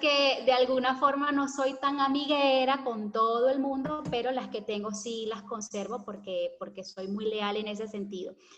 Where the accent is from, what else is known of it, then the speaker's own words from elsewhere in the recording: Valencia, Carabobo, Venezuela; moved away as an adult; also born or lived in Caracas, Venezuela / Santa Teresa del Tuy, Venezuela; now in Argentina; nos fuimos a Valencia, y ahí fue donde ah, ya estuvimos permanentemente